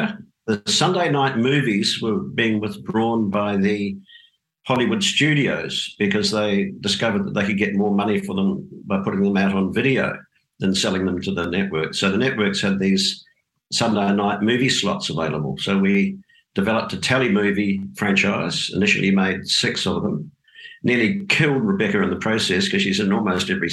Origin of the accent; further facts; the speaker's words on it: Dunedin, Otago, New Zealand; moved away as an adult; also born or lived in Auckland, New Zealand; now in Australia; I grew up in Dunedin in the South Island of New Zealand